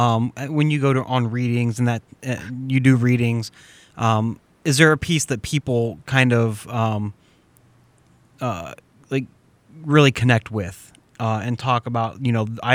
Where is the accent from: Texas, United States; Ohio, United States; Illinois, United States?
Ohio, United States; Northeast; moved away; I moved away from Northeast Ohio and then I came back